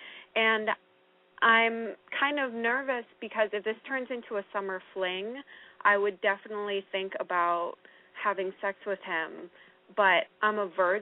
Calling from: New Hampshire, United States; I'm calling from New Hampshire.

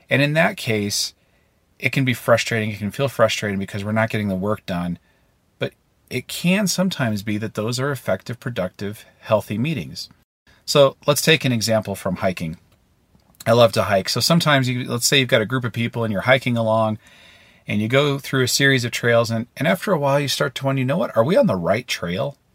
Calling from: Maine, United States; Hi, David. … I'm calling in from Maine.

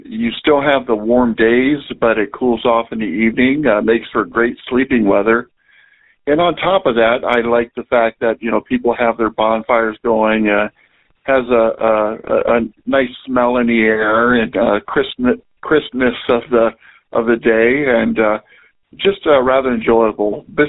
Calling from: Canton, Ohio, United States; I'm calling from Canton, Ohio.

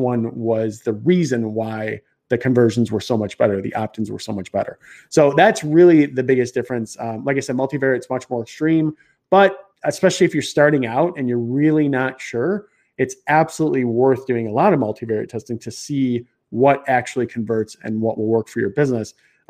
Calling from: Chicago, Illinois, United States; I'm in Chicago, so I don't know. Probably I got a little bit of an accent going.

